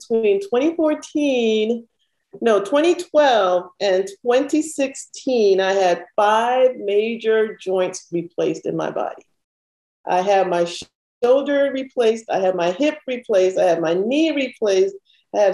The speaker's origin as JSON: {"language": "English", "country": "Panama", "tie": "born or raised there", "moved": "yes", "said": "I had dual citizenship because I was born in Panama. My family's Panamanian"}